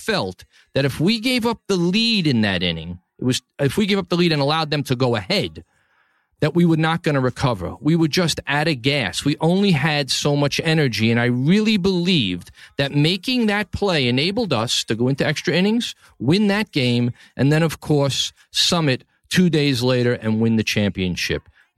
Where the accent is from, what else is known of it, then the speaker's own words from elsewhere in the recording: New York City, New York, United States; from the capital of the world, my hometown, New York City, Tribeca, the greatest city on the planet.